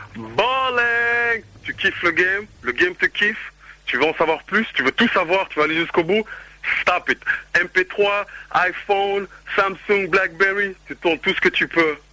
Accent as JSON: {"language": "French", "town": "Brussels", "region": "Brussels-Capital Region", "country": "Belgium", "tie": "born or raised there", "moved": "yes", "said": "moi je suis originaire ici de BX"}